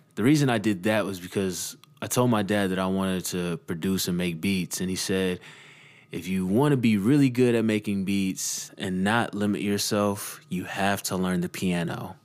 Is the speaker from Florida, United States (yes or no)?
no; Dallas, Texas, United States; growing up in Dallas, Texas